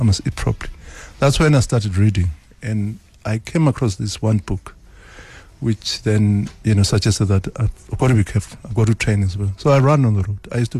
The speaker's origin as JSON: {"language": "English", "country": "Eswatini", "moved": "yes", "lives_now": "South Africa", "said": "I come from Swaziland."}